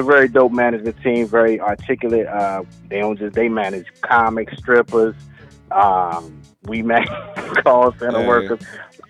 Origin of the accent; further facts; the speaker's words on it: Greensboro, North Carolina, United States; now in Maryland, United States; I'm originally from Greensboro, North Carolina